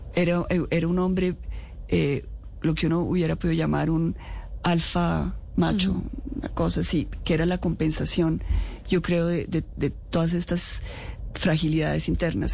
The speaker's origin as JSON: {"language": "Spanish", "country": "Colombia", "said": "como colombiana"}